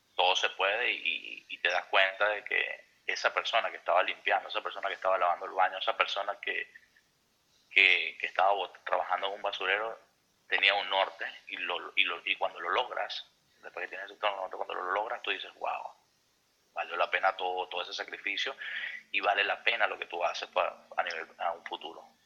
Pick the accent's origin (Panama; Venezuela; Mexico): Venezuela; moved away as an adult; also born or lived in Houston; now in United States; nosotros ahora como venezolanos